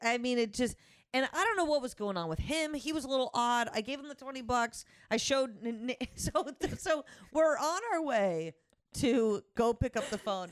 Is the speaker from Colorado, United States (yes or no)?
no; Connecticut, United States; I grew up in Connecticut